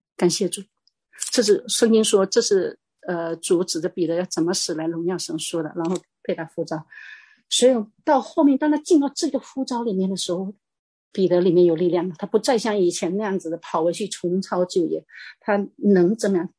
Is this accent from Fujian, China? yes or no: yes; Fujian, China; 我是，我是福建的